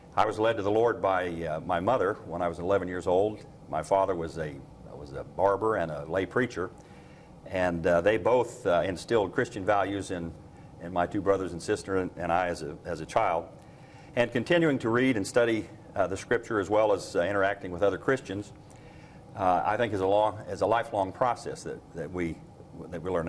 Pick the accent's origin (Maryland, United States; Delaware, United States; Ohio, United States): Ohio, United States; moved away; I'm from Ohio originally